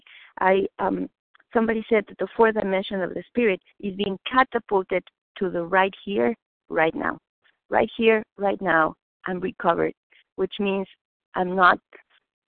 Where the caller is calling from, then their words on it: Boston, Massachusetts, United States; English is a second language; I'm calling from Boston